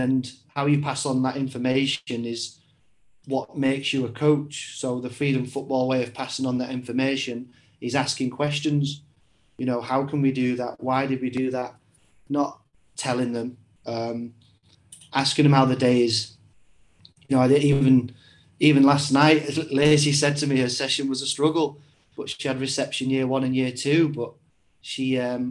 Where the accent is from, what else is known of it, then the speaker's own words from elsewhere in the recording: Warrington, North West England, United Kingdom; also born or lived in York; So I was born in York and then I was raised in Warrington.